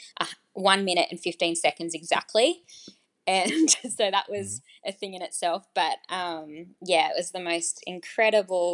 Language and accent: English; Australia; being Australian